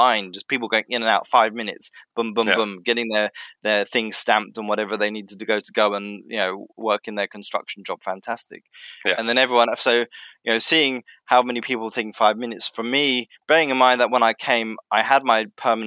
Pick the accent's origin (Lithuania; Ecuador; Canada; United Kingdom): United Kingdom; now in Finland; being a British citizen.